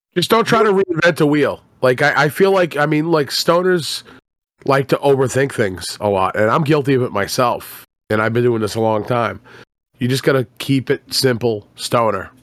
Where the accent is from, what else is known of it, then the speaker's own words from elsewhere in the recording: Boston, Massachusetts, United States; I'm from Boston